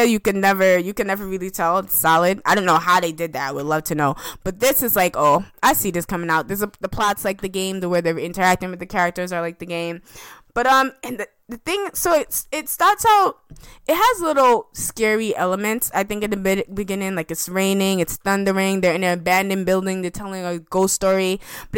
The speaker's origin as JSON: {"language": "English", "region": "New York", "country": "United States", "said": "I'm from New York, where we don't have hurricanes"}